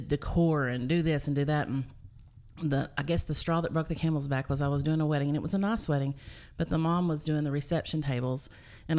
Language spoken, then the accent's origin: English; Cookeville, Tennessee, United States; I'm originally from Cookeville, born and raised, graduated here, band geek